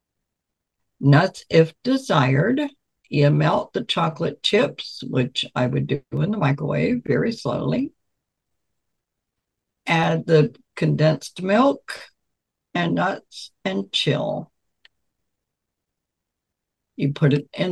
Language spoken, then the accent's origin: English; Virginia Beach, Virginia, United States; I grew up in Virginia Beach